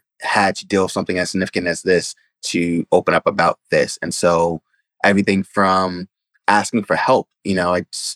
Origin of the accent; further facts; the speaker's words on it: New York City, New York, United States; the Bronx, my area where I grew up, Bronx overall isn't really a great area